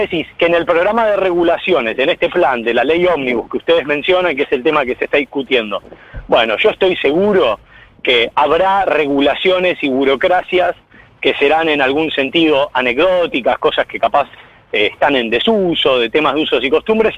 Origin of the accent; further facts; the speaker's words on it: Pinamar, Buenos Aires Province, Argentina; soy de Pinamar